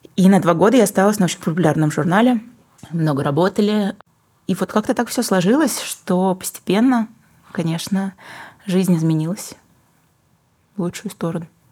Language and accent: Russian; Western Kazakhstan, Kazakhstan; also born or lived in Saint Petersburg, Russia; now in Almaty, Kazakhstan; моя малая родина — это все таки Западный Казахстан